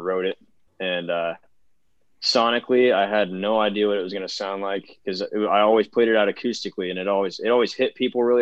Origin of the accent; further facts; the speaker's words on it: Central Illinois, United States; moved away as an adult; now in Nashville, United States; I'm from Central Illinois. So cornfields, basically. The biggest town close to where I'm from is Peoria, Illinois.